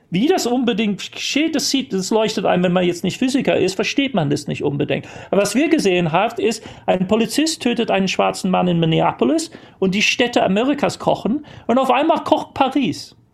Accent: United Kingdom; born there; first language English; German is a second language; Ich, ich, ich, bin zwar gebürtiger Brite und ähm, Muttersprachler auf Englisch, aber ähm, meine, meine, die prägende Zeit meiner, meiner, meiner Jugend und äh

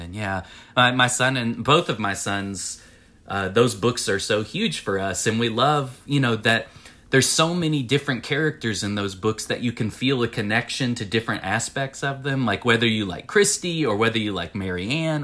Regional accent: Winchester, Tennessee, United States; I grew up in Winchester, Tennessee, and, and, uh, it's the same county where I live now

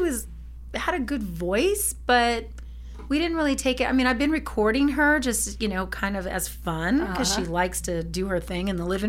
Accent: Norwalk, California, United States; In Norwalk, California.

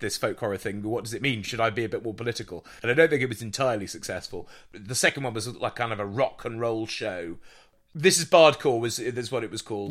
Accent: Jersey; also born or lived in South London; now in London, United Kingdom; i'm not english i'm british but i'm from jersey uh, i happen to live in south london

